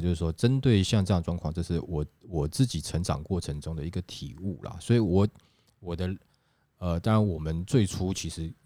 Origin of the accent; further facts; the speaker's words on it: Taiwan; 我们都是台湾人